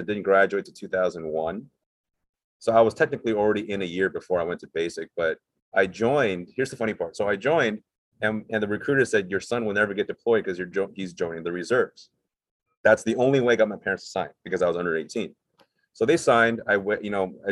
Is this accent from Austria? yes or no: no; Cerritos, California, United States; also born or lived in Taiwan / Monterey Park, California; I grew up in Cerritos from first grade all the way up until I graduated high school.